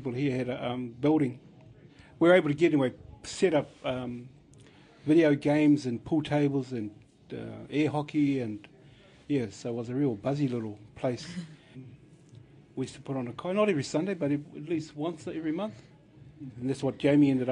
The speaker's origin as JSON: {"language": "English", "town": "Taumarunui", "region": "Manawatū-Whanganui", "country": "New Zealand", "tie": "born or raised there", "said": "we've been brought up here in Taumarunui. Yeah, born and bred here."}